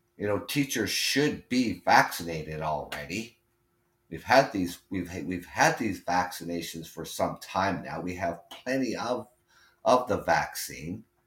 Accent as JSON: {"language": "English", "country": "Canada", "said": "I'm Canadian"}